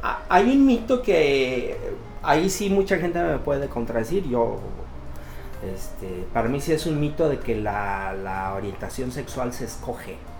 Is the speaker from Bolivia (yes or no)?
no; Mexico; soy mexicano